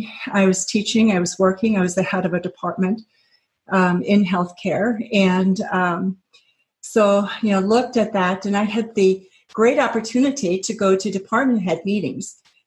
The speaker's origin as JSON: {"language": "English", "country": "Japan", "tie": "born or raised there", "said": "I grew up in Japan, so knew the culture and the language well."}